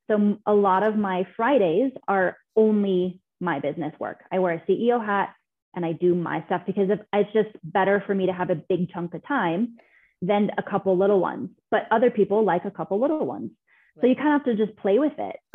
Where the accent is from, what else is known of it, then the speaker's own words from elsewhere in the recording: Scotland, United Kingdom; It's like Loch Ness. I'm Scottish.